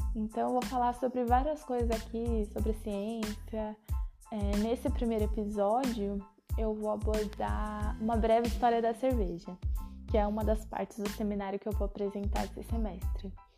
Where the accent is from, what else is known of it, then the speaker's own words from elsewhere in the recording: Itapetininga, São Paulo, Brazil; also born or lived in São Carlos; now in Sorocaba, Brazil; Atualmente eu moro em Sorocaba, mas nasci em Tapetininga, interior do estado de São Paulo